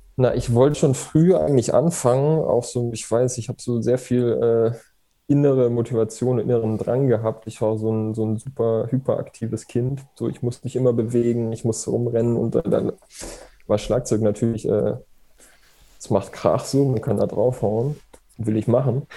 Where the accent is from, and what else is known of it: Erlangen, Bavaria, Germany; born or raised there